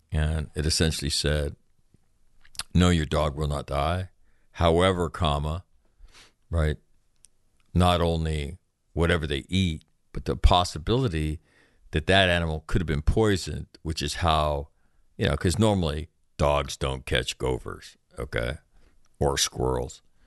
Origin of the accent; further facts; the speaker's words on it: California, United States; I'm from California.